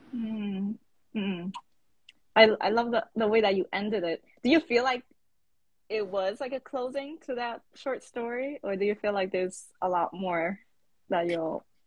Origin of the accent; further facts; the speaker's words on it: New York City, New York, United States; I'm from the Bronx.